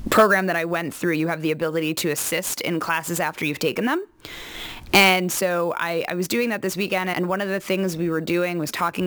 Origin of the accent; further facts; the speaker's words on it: New York, United States; moved away as an adult; now in California, United States; I'm a native New Yorker, which I've also been told that the only people who introduce themselves that way are New Yorkers. So I grew up in New York